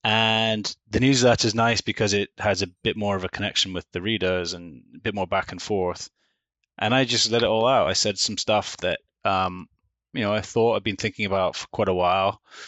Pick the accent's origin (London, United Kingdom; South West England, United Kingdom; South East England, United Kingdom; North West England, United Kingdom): North West England, United Kingdom; Manchester; born there; So I was born in Manchester in the north of England. I'm a true northerner.